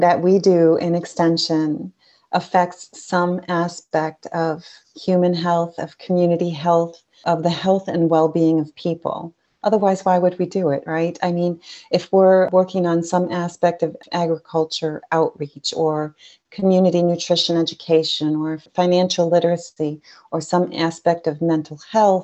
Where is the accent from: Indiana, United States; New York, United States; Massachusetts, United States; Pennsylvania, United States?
New York, United States; Dunkirk; I grew up in Chautauqua County in Dunkirk, New York, right on Lake Erie.